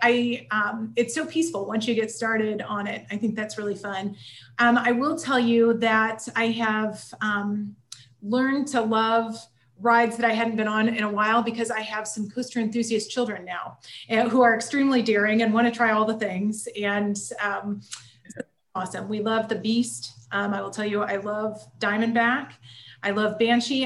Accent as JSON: {"language": "English", "region": "Indiana", "country": "United States", "moved": "as an adult", "lives_now": "Cincinnati, United States", "said": "I'm from Indiana"}